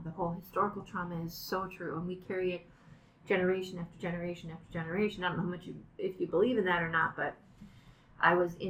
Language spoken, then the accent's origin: English; Bemidji, Minnesota, United States; from Bemidji, Minnesota. My mom was a member of Turtle Mountain.